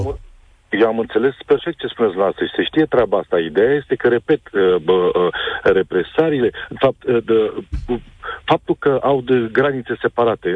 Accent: Romania; Noi, ca români

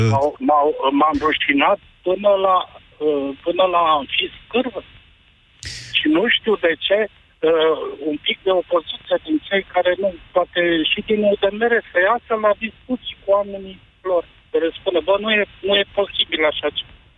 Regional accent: Transylvania, Romania; eu sunt din Ardeal

